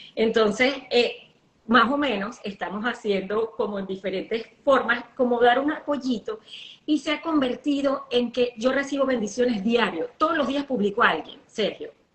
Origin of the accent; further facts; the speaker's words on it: Venezuela; accent: caraqueña; now in United States; Yo soy como una arepa, o sea, más criolla imposible. Yo todos los días hablo como un venezolano, todos los días